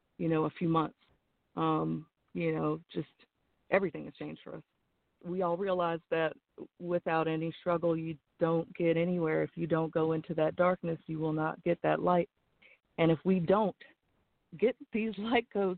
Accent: Virginia, United States; now in South Carolina, United States; I'm actually from Virginia.

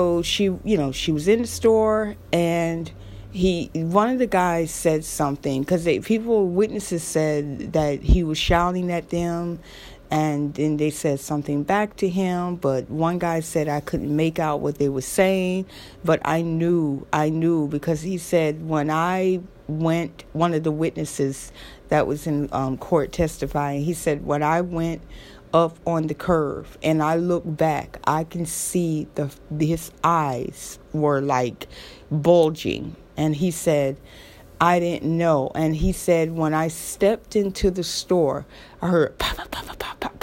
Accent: Florida, United States; I'm from Florida

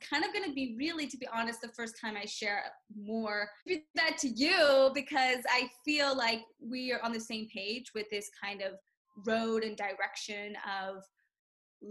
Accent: Memphis, Tennessee, United States; I'm from Memphis, Tennessee. And I was born there, raised

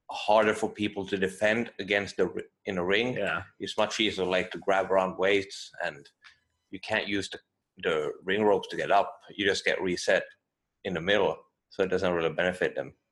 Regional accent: United States; I'm American and I'm Thai also.

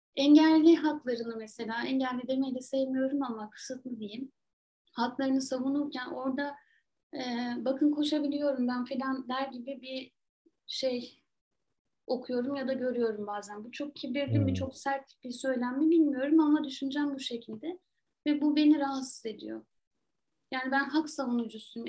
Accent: Trabzon, Turkey; moved away; Trabzon benim hani doğup büyüdüğüm şehir

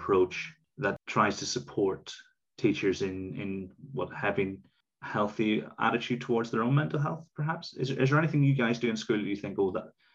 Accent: Ireland; growing up in Ireland in the 80s and 90s

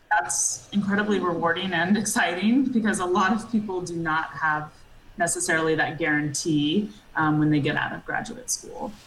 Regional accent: Atlanta, Georgia, United States; moved away as an adult; I grew up in Georgia from, you know, yeah. Uh, Atlanta

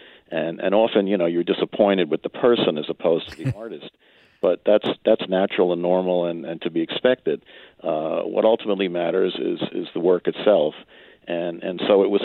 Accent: New York, United States; I grew up in New York and in the suburbs

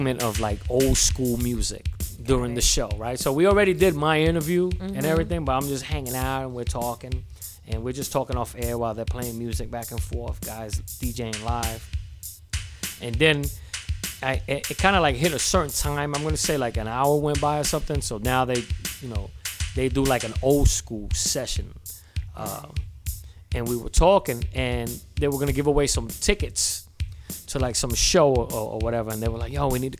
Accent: New York City, New York, United States; moved away; also born or lived in Virginia; this is …, you know, the Bronx. I'm like Zulu Nation, Tatch Crew

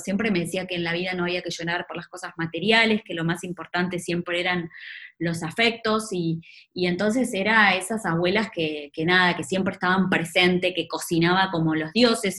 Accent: Maipú, Buenos Aires Province, Argentina; moved away; salí de, de Maipú, un pueblo de, la provincia de Buenos Aires

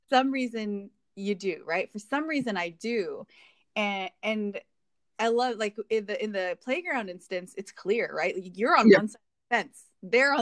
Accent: Hawaii, United States; moved away as an adult; now in Indiana, United States; growing up in Hawaii and looking like everyone there

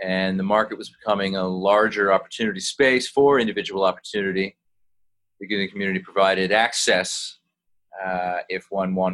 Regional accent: United States; me as an American non-Muslim

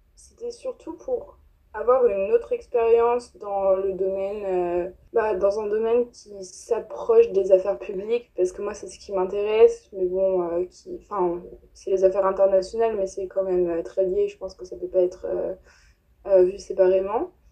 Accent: France; moved away as an adult; also born or lived in Paris; now in New York, United States; de France, on est trois.

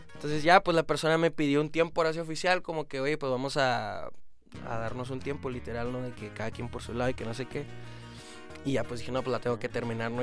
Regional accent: Chihuahua, Mexico; Yo soy de Chihuahua

